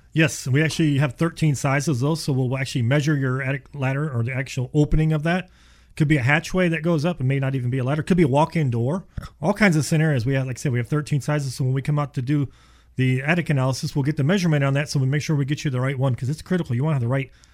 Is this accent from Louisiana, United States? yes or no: no; Houston, Texas, United States; also born or lived in Ohio; We moved here when I was seven, and I told my dad, I don't think I can stay here. It's too hot. And well, we've been here ever since